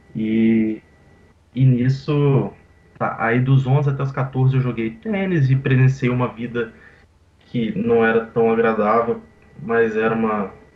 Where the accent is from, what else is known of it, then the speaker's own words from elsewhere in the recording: Vitória, Espírito Santo, Brazil; also born or lived in Teresina, Piauí; eu nasci no Piauí, Teresina, só que com um ano de idade, mais ou menos, meus pais eles foram para Vitória